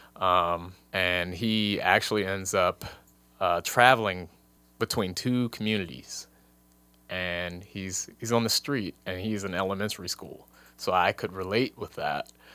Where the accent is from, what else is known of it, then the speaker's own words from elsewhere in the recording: Washington, District of Columbia, United States; moved away; also born or lived in Nebraska; I grew up in Washington, D C